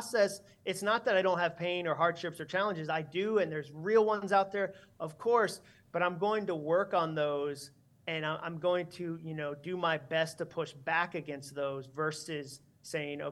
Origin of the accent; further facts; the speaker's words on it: Massachusetts, United States; I grew up in Massachusetts.